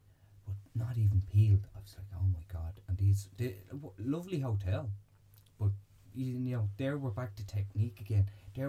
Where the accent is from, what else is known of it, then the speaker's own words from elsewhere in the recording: Bray, Leinster, Ireland; I'm originally from Bray